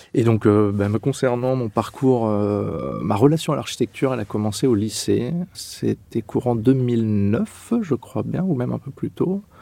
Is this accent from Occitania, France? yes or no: no; Châlons-en-Champagne, Grand Est, France; moved away as an adult; also born or lived in Clermont-Ferrand; je suis né en Champagne-Ardenne, à Châlons-Champagne